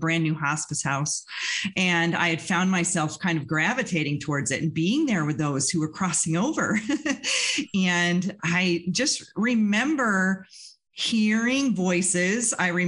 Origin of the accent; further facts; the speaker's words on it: Western New York, United States; I grew up in Western New York in a very small town out in the country